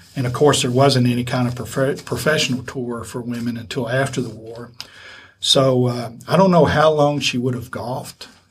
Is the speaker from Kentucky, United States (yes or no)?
yes; Lexington, Kentucky, United States; I grew up here in Lexington